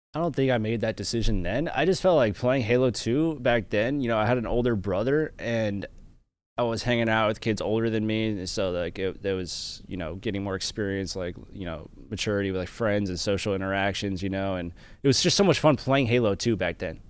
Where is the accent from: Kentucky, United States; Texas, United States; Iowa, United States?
Kentucky, United States; Florence; I grew up in a, a town, like, Florence, Kentucky. It's about twenty miles south of Cincinnati, Ohio